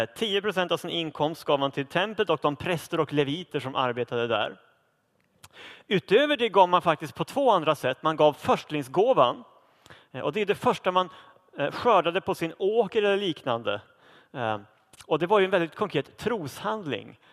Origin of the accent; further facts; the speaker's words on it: Sweden; nu lever vi som svenskar i ett av världens rikaste länder